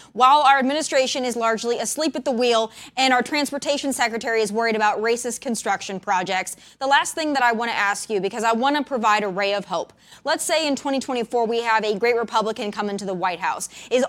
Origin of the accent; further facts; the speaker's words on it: South Dakota, United States; I'm from South Dakota.